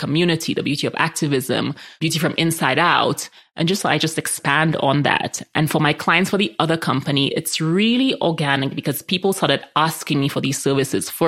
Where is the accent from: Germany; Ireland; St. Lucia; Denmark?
St. Lucia; also born or lived in New York / San Francisco; now in Colorado, United States; I grew up in the Caribbean where we're all mixed up, majority black